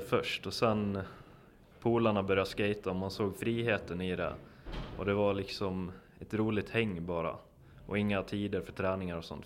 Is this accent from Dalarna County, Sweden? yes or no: yes; Borlänge, Dalarna County, Sweden; Jag kommer från Borlänge i Dalarna.